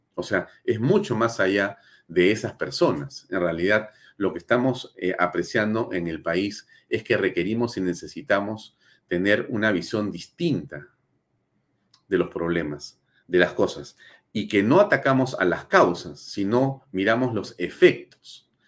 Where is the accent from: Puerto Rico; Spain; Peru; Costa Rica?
Peru; todos nosotros como peruanos